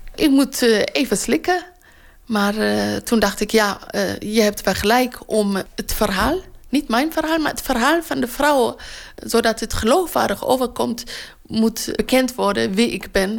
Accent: Eritrea; now in Rotterdam, Netherlands; Ik kom ook uit Eritrea

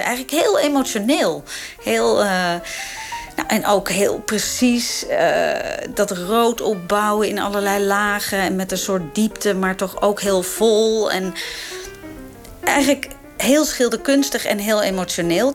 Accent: Amsterdam, North Holland, Netherlands; Ik groeide op in Amsterdam, jaren zeventig.

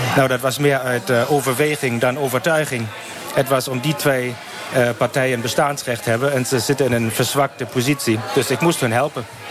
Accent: Hanover, Lower Saxony, Germany; accent: German; Dutch is a second language; moved away as an adult; also born or lived in Nijmegen; now in Kleve, Germany; ik kom oorspronkelijk uit Hannover

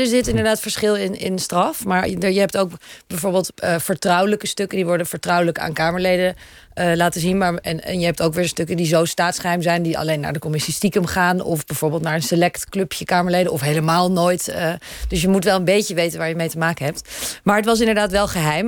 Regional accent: Netherlands; ik kom uit Nederland

